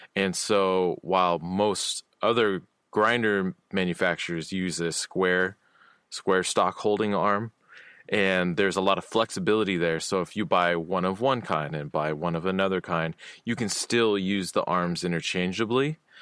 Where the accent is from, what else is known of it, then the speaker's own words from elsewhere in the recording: Olympia, Washington, United States; my hometown in Olympia